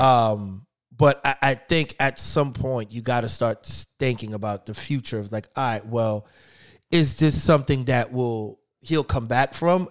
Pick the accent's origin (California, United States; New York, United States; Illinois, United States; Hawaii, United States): New York, United States; I'm from New York